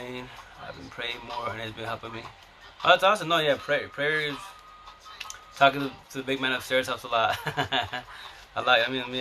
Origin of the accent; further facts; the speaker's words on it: Yakima Valley, Eastern Washington, United States; I'm from Eastern Washington, Yakima Valley